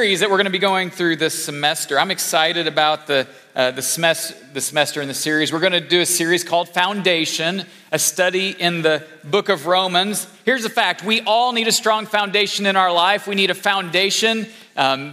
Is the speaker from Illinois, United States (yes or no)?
yes; Illinois, United States; I grew up in Illinois, the great state of Illinois.